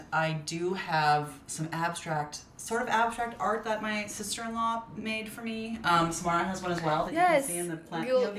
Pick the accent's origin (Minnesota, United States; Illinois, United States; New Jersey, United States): Minnesota, United States; now in California, United States; growing up in Minnesota was I spent all my time outside. We had 3 acres.